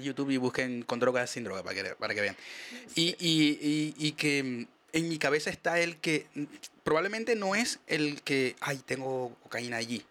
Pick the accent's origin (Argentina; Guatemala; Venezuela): Venezuela; Maracaibo, Zulia; moved away as an adult; yo soy el maracucho menos regionalista que existe